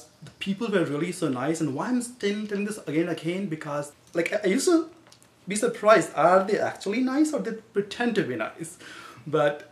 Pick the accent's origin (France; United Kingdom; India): India; moved away as an adult; now in United States; Originally, I'm from India